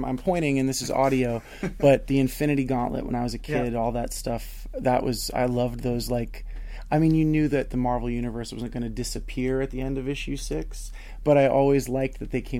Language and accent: English; New York City, New York, United States; There are three people working for you that I grew up with in Staten Island.